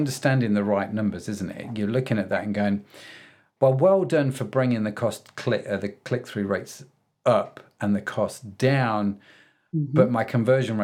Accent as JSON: {"language": "English", "country": "United Kingdom", "said": "being a Brit myself."}